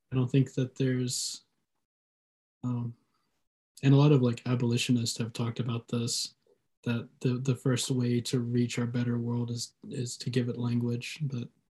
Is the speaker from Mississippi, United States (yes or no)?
yes; Columbus, Mississippi, United States; my hometown in Columbus